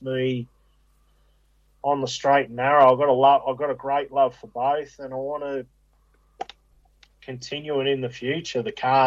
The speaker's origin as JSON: {"language": "English", "area": "Picnic Point", "region": "New South Wales", "country": "Australia", "tie": "born or raised there", "said": "I grew up in Pitney Point and, you know, on the Georges River there."}